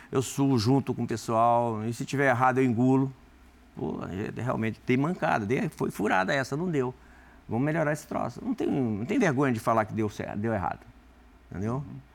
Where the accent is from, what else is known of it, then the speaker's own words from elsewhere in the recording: Rio Grande do Norte, Brazil; also born or lived in Espírito Santo; Bom, sou do Rio Grande do Norte, nascido lá. Nunca perdi o, o, a, a, a, ligação com, com o Nordeste, né?